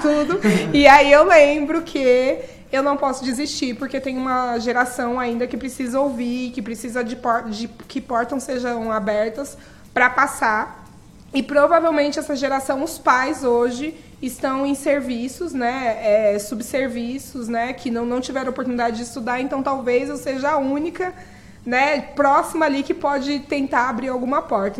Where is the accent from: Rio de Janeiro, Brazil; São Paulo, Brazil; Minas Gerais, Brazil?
São Paulo, Brazil; Eu moro há 38 anos no mesmo lugar, eu gosto muito de contar isso, e eu gosto muito de onde eu moro, eu moro na periferia de São Paulo